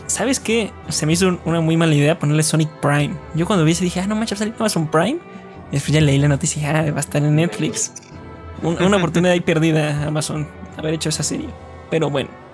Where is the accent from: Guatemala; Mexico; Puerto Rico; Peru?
Mexico; también somos de México